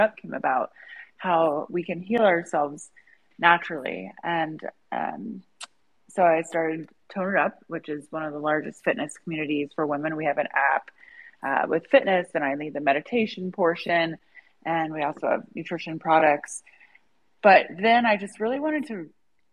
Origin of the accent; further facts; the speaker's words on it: Indiana, United States; I was born in Indiana